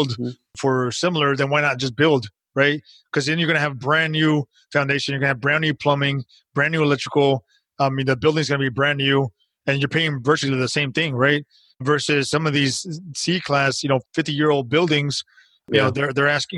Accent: United States; We're American

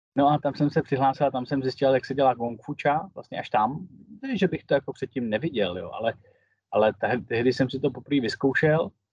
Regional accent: Karlovy Vary, Karlovy Vary Region, Czechia; also born or lived in Prague; jsem z Karlových Varů, takže nej, nejsem z Prahy. Tady ve Varech

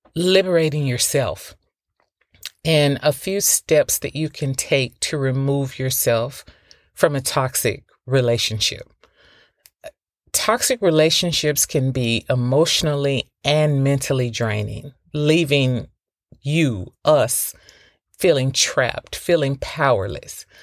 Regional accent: the South, United States; moved away; I'm from the South

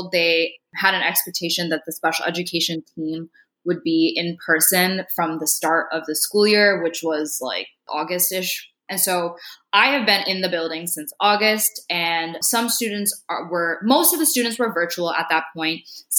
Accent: India; no, I'm Indian from India. My parents are from India, things like that.

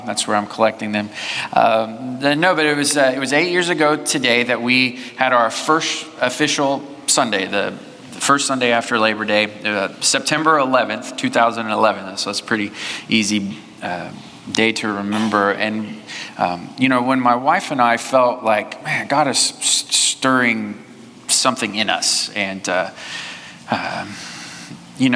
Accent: Southwest Missouri, United States; now in Tomball, United States; I grew up in Southwest Missouri

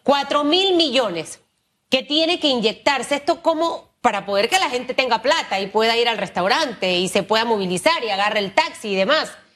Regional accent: Panama; yo como panameña, como periodista, como eh, pequeña empresaria

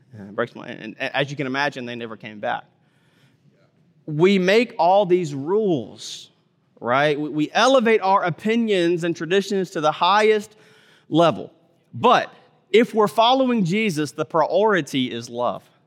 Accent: Mississippi, United States; I grew up in Mississippi

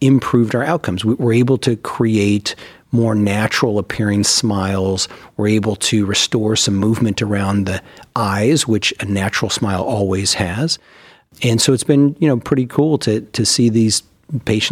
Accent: California, United States; moved away as an adult; also born or lived in Minnesota / Baltimore, Maryland; now in Cleveland, United States; I'm from California and did all of my training, was born and raised there

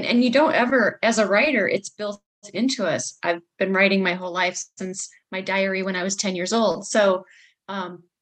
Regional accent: Manteno, Illinois, United States; born or raised there

